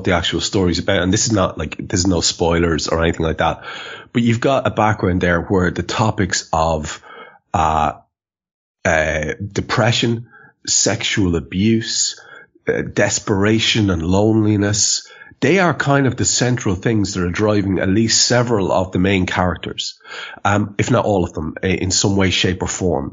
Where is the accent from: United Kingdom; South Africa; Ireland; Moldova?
Ireland; even as an Irishman